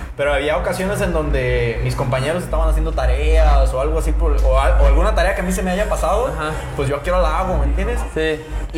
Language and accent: Spanish; Ixtlán, Mexico; moved away; yo vengo de Ixtlán